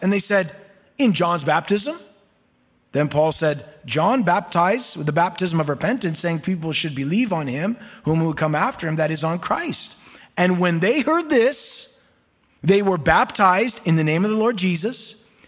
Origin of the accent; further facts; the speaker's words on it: Costa Mesa, California, United States; the church that I grew up in there in Costa Mesa, California